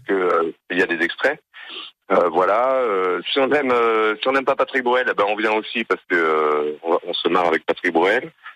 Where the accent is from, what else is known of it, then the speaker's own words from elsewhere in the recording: Alsace, Grand Est, France; je suis Alsacien d'origine